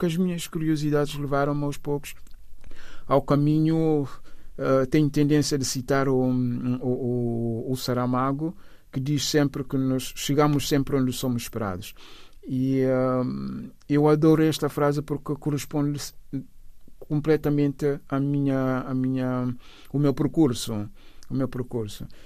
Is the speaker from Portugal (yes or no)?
no; Bissau, Guinea-Bissau; also born or lived in São Domingos, Guinea-Bissau / Cacheu, Guinea-Bissau; Bissau, onde, onde cresci, a, a minha, o resto da minha infância eram umas idas e vindas entre Cacheu, a Terra do Mar, e, e, e Bissau. Fiz a, mi, a, a, a minha juventude e uh, em Bissau, o resto dos estudos foram ali em Bissau.